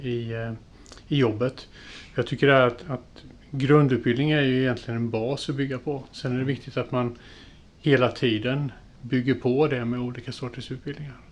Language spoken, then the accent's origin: Swedish; Jönköping, Jönköping County, Sweden; moved away as an adult; now in Gränna, Sweden; vi är uppvuxna i Jönköping